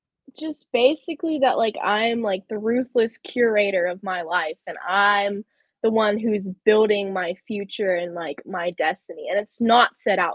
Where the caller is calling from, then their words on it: Charlotte, North Carolina, United States; I'm from Charlotte, North Carolina.